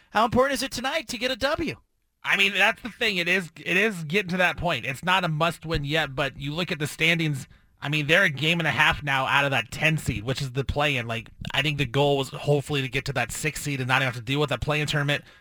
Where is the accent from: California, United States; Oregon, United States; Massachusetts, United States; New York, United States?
Oregon, United States; Portland; We're from Portland.